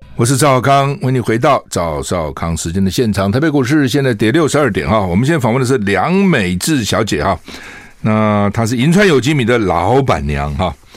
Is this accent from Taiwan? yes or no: yes; Taiwan; 我们台湾人